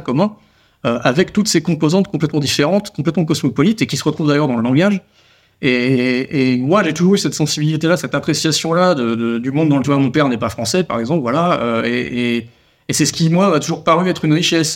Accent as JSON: {"language": "French", "town": "Toulouse", "region": "Occitania", "country": "France", "said": "On est toulousain"}